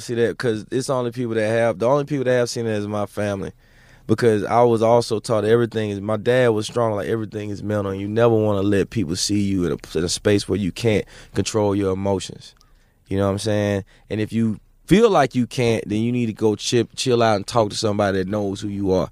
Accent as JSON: {"language": "English", "region": "Mississippi", "country": "United States", "said": "I'm from Mississippi"}